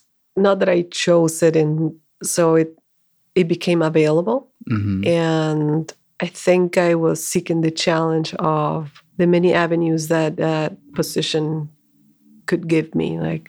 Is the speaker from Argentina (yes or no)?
yes; Argentina; moved away as an adult; also born or lived in India; now in United States; So I'm originally from Argentina, and I came to the U.S. in 2007.